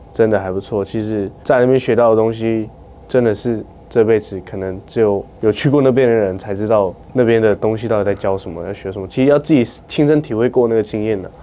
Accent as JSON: {"language": "Chinese", "country": "Taiwan", "tie": "born or raised there", "said": "我的家乡是Skoyao， Skoyao 是我们的部落的名字"}